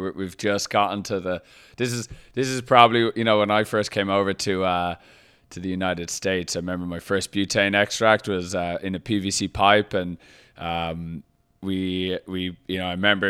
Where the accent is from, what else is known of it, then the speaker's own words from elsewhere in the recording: Ireland; I come from Ireland, so the thoughts of even having any sort of perception as to like what it was like.